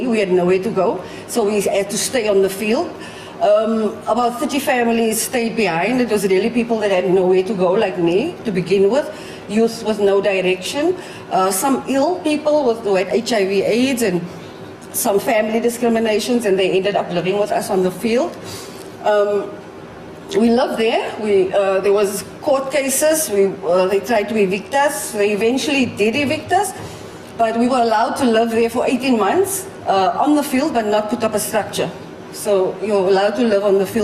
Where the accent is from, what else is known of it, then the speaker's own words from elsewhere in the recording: Cape Town, Western Cape, South Africa; I'm from Cape Town, South Africa